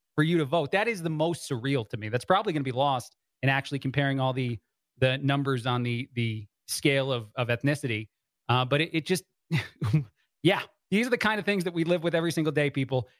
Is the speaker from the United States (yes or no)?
yes; New Jersey, United States; I was born in New Jersey from the East Coast